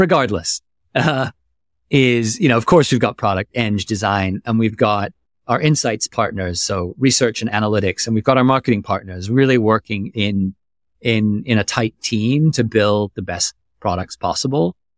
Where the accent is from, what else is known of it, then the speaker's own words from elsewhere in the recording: Germany; moved away; I grew up in Germany